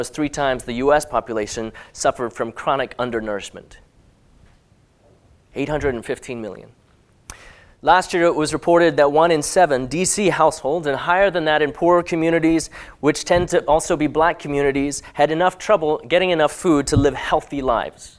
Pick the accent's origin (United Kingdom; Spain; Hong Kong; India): Hong Kong; as a teenager growing up in Hong Kong